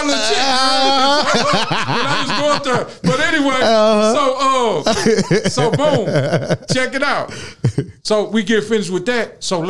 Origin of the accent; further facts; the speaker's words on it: St. Louis, Missouri, United States; I'm from St. Louis.